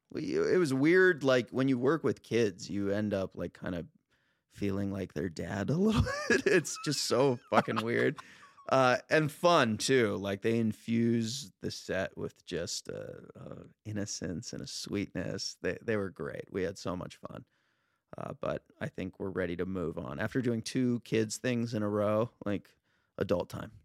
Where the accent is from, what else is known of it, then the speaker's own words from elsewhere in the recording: Los Angeles, California, United States; now in Venice, United States; I'm a Val, I grew up in the Valley